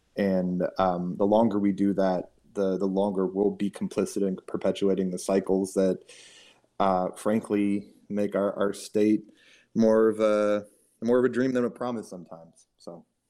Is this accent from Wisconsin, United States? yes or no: yes; Milwaukee, Wisconsin, United States; my hometown of Milwaukee, Wisconsin